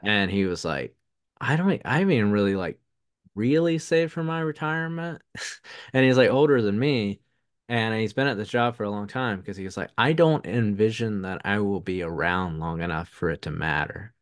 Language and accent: English; the South, United States; accent: Southern; my Southern accent